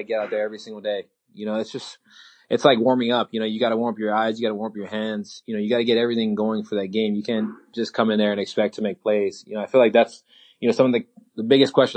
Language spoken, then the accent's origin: English; Hawaii, United States; I'm from Hawaii, just like Florida. We're sunny all the time